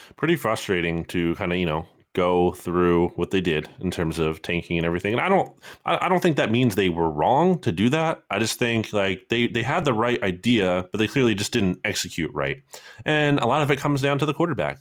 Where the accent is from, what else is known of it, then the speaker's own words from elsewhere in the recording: Lawrenceville, New Jersey, United States; my hometown of, uh, Lawrence Hill, New Jersey